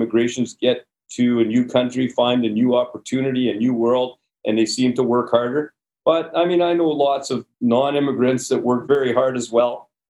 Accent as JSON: {"language": "English", "town": "Sudbury", "region": "Ontario", "country": "Canada", "tie": "born or raised there", "said": "So I grew up in Sudbury, Ontario."}